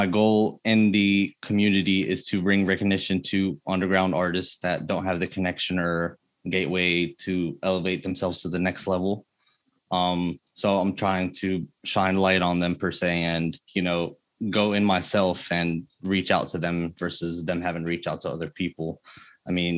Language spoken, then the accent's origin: English; New Jersey, United States; my parents are both from Egypt. My mom is from Cairo and my dad is from Luxor. I was born in New Jersey